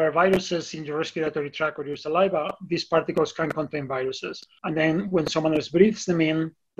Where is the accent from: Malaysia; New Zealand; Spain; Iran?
Spain; now in Boulder, United States; I'm originally from Spain. My family is there